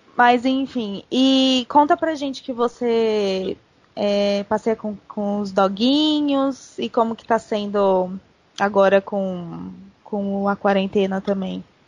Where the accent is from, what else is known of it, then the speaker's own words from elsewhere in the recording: Santo André, São Paulo, Brazil; also born or lived in New Jersey, United States; sou de Santo André, São Paulo.